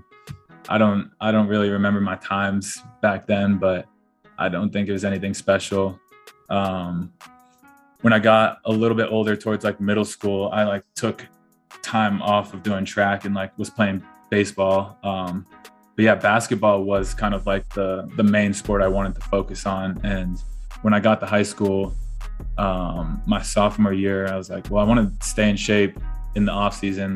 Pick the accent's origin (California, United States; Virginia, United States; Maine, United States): Maine, United States; moved away as an adult; Growing up in Maine